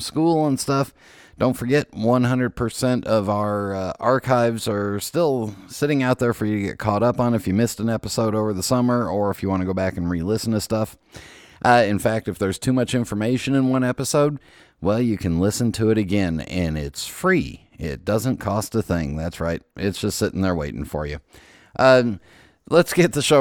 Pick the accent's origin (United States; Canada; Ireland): United States; California; I was born in California